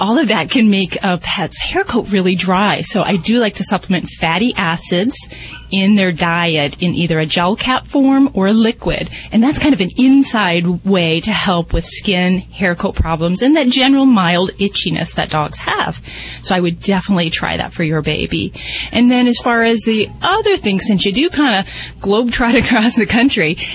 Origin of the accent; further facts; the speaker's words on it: Indiana, United States; And I'm from Indiana